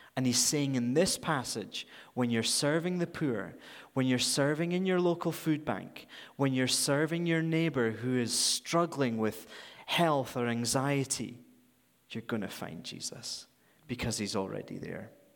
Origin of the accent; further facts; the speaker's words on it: Scotland, United Kingdom; moved away as an adult; now in Vancouver, Canada; I'm from, if you haven't already detected, I'm from Scotland